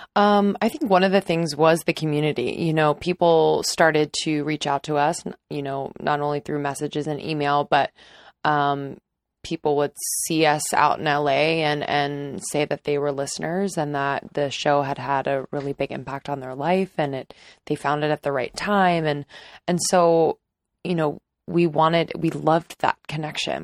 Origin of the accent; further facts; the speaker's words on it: just north of Philadelphia, Pennsylvania, United States; I grew up not too far from Ohio. I am from Pennsylvania, just north of Philadelphia.